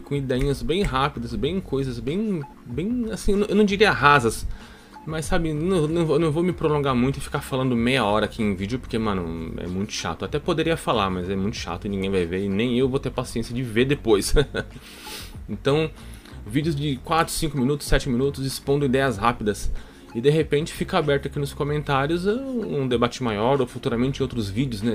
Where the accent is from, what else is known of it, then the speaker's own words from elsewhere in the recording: São Paulo, Brazil; eu vou falar manos, porque eu sou paulista, paulista fala mano, mano